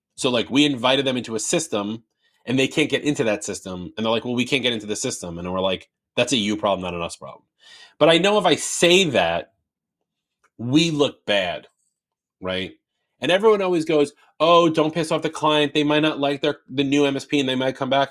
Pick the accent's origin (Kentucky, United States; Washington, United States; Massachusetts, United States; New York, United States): New York, United States; I'm from New York